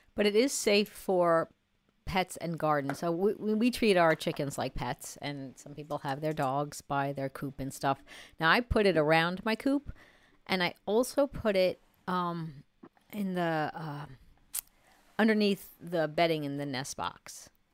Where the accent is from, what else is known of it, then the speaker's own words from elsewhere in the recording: New York, United States; now in North Carolina, United States; I'm a New Yorker